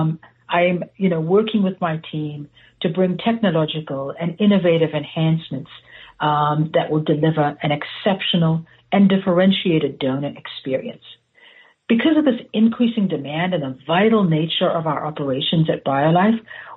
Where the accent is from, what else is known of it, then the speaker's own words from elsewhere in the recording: South Africa; moved away as an adult; now in United States; I was born and raised in South Africa